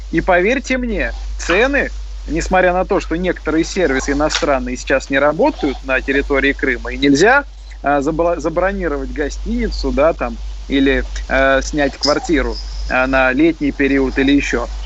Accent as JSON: {"language": "Russian", "region": "Moscow", "country": "Russia", "tie": "born or raised there", "said": "Всем нравится Москва, я сам коренной москвич, как и коллега Александр"}